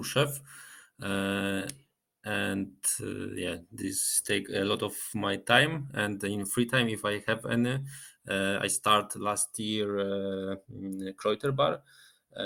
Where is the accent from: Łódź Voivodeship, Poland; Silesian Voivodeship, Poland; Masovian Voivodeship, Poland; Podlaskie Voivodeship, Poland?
Silesian Voivodeship, Poland; Rybnik; English is a second language; moved away as an adult; also born or lived in Dębica, Poland / Krakow, Poland; now in Zurich, Switzerland; then my parents moved to Rybnik.